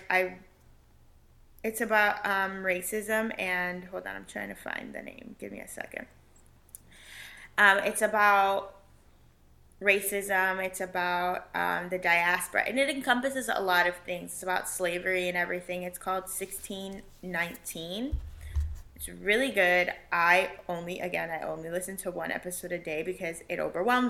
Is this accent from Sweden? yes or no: no; Puerto Rico; I'm not from Mexico, that I'm not from wherever other than Puerto Rico.